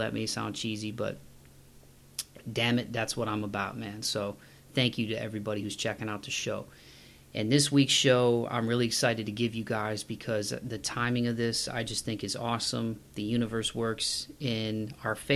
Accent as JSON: {"language": "English", "town": "Toledo", "region": "Ohio", "country": "United States", "tie": "born or raised there", "moved": "yes", "said": "back home, my hometown of Toledo, Ohio"}